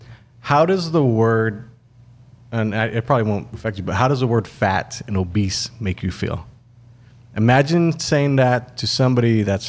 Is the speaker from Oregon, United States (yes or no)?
no; Texas, United States; Because we're from Valley. We eat the same foods.